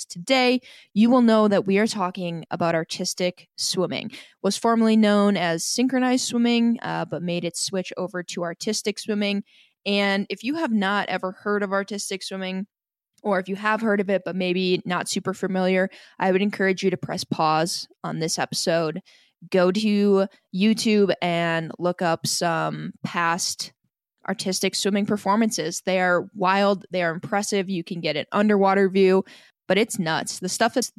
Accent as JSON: {"language": "English", "town": "Fort Atkinson", "country": "United States", "said": "I'm from Fort Atkinson."}